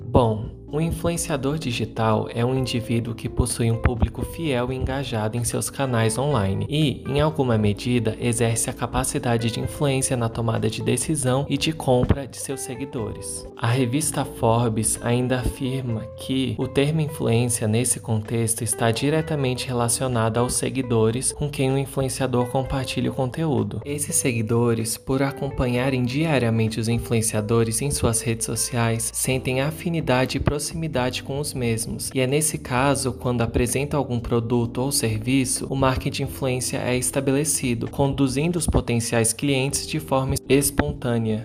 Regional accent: Brazil; Sendo brasileiros

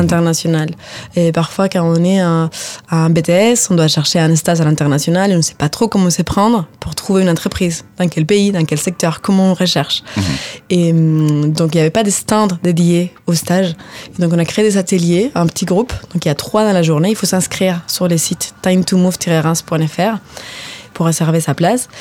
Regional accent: Spain; French is a second language; moved away as an adult; also born or lived in Finland / Ireland; now in France; moi, je suis espagnole, donc j'habitais en Espagne

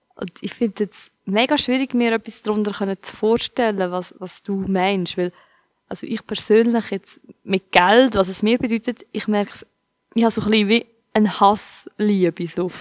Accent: Switzerland; ich bin in der Schweiz aufgewachsen

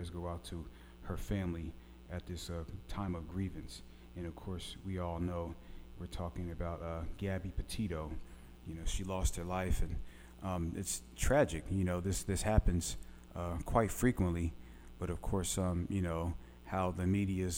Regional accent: Philadelphia, Pennsylvania, United States; now in Little Rock, United States; growing up in Philadelphia

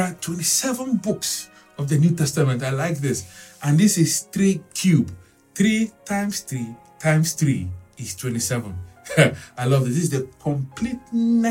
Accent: Nigeria; I'm from Nigeria.

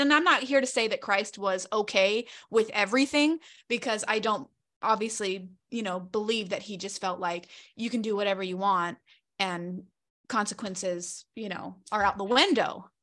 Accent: Charlotte, North Carolina, United States; moved away; I'm originally from Charlotte, North Carolina

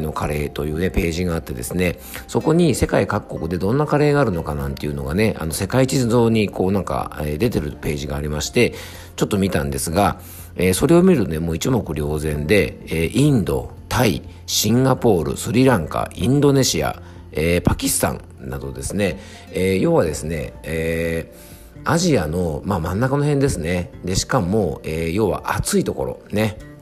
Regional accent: Yamanashi, Japan; 僕の地元のね山梨県

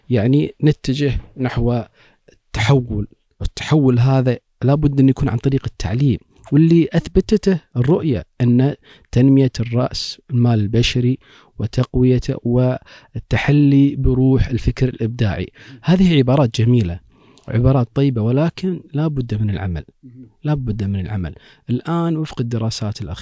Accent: Kuwait; عندنا في الكويت

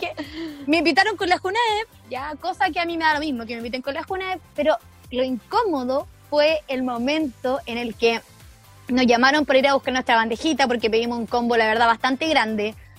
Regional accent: San Javier, Maule, Chile; moved away as an adult; also born or lived in Concepción; un chiquillo que yo conocía de mi pueblo, porque yo soy de San Javier, región del Maule

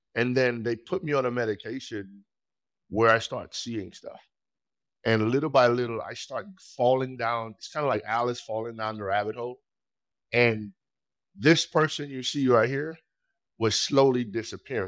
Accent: Trinidad & Tobago; moved away as an adult; now in United States; I was born in Trinidad and Tobago

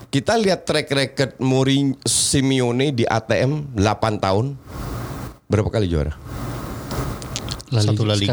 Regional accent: Netherlands; Apalagi gue yang besar di Belanda.

